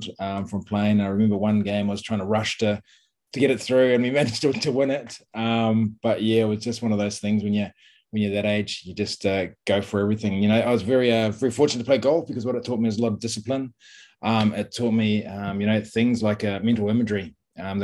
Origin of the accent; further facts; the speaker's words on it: New Plymouth, Taranaki, New Zealand; playing one of the golf courses, Fitzroy Golf Course in New Plymouth. I'm playing with my dad after school